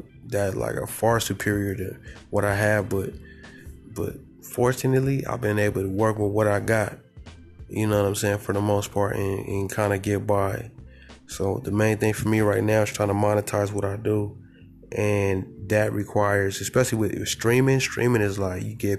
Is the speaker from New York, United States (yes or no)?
no; Southern California, United States; I'm from the Golden State, I'm from Southern California